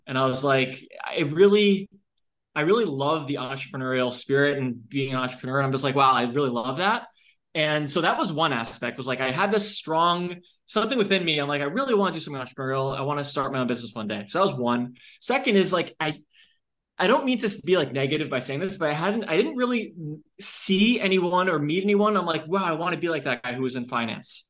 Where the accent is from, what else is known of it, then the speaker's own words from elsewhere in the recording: Long Island, New York, United States; I'm from Long Island